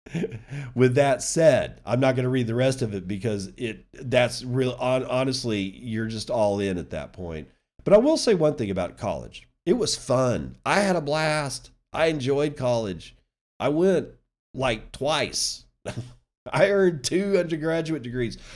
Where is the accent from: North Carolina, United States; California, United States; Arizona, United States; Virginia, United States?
Virginia, United States; James Madison University, which is a university in my home state that I was planning on attending